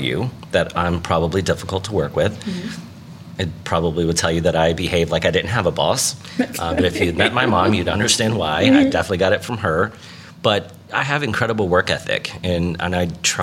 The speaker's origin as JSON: {"language": "English", "region": "Appalachia", "country": "United States", "said": "I'm this Appalachian homo activist"}